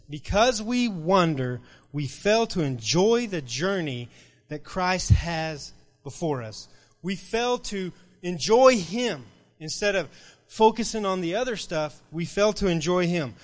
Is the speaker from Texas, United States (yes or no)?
yes; Rule, Texas, United States; now in Lubbock, United States; I grew up in Rural, Texas, and this little, little bitty town